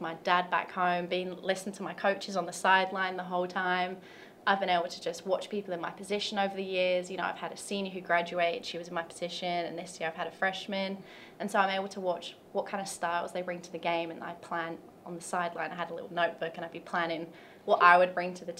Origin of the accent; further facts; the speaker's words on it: London, United Kingdom; moved away as an adult; now in Tennessee, United States; I'm from London, England